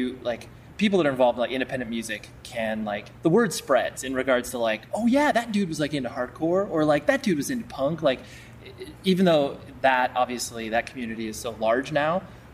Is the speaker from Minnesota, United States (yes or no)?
no; Las Vegas, Nevada, United States; I was born in Vegas